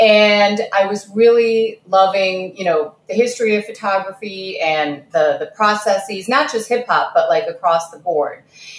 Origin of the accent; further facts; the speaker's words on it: Kazakhstan; born there; I was born in Kazakhstan, so I don't know what you're talking about.